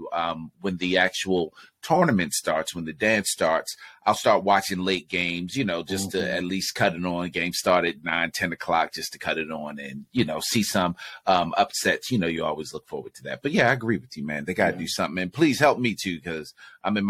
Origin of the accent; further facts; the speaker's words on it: Baltimore, Maryland, United States; we're from Baltimore, so it's not the DMV, but the DMV is down the street